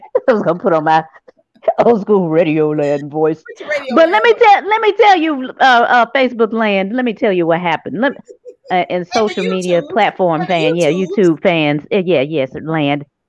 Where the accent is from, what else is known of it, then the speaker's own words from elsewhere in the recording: Memphis, Tennessee, United States; I'm from South Memphis